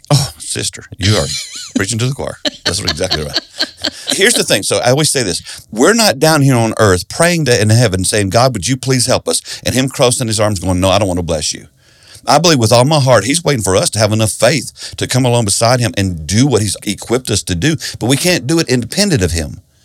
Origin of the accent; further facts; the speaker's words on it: South Carolina, United States; I grew up in South Carolina in a Baptist church